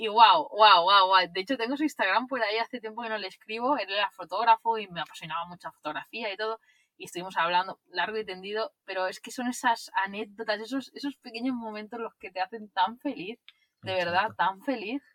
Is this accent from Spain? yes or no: yes; Barcelona, Catalonia, Spain; alquilar un piso aquí en Barcelona, donde yo, de donde yo soy